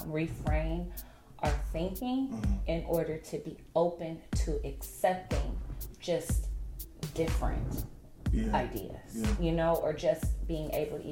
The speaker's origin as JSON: {"language": "English", "country": "United States", "said": "You don't need to say Black people, because it's American. You know what I'm saying? I'm American, so it's just automatically ingrained."}